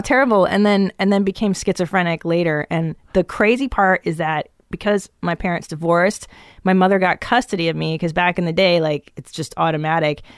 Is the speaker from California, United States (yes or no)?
yes; Los Angeles, California, United States; also born or lived in Encino / Tarzana / Woodland Hills / West Hills; I grew up in the San Fernando Valley